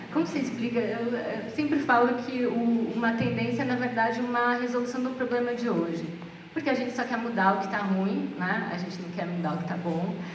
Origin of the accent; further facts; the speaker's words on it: Brazil; A gente, como brasileiro